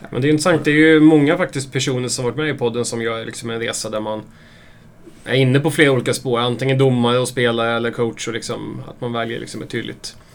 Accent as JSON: {"language": "Swedish", "town": "Björklinge", "region": "Uppsala County", "country": "Sweden", "tie": "born or raised there", "moved": "yes", "lives_now": "Uppsala, Sweden", "said": "jag är från Björklinge"}